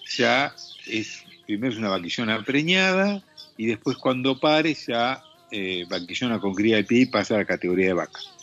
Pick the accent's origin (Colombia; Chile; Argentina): Argentina; la carne que producimos acá en Argentina, a la cual yo estoy acostumbrado